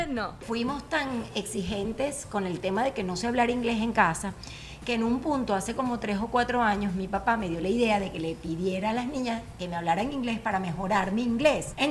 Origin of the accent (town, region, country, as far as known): Venezuela; accent: Venezuelan; moved away